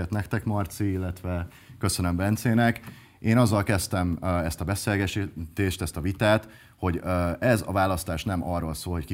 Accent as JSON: {"language": "Hungarian", "region": "Budapest", "country": "Hungary", "said": "Én budai polgári családból származom, Pasaréten lakom"}